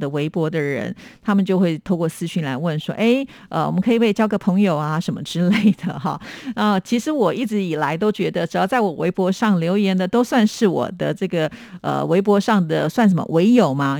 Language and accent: Chinese; Taiwan; 因为我是台湾人